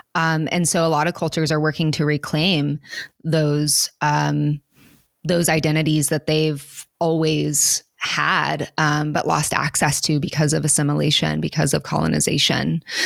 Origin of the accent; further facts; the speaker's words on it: Oklahoma, United States; moved away; I grew up in Oklahoma and people who are different in any way have to leave to survive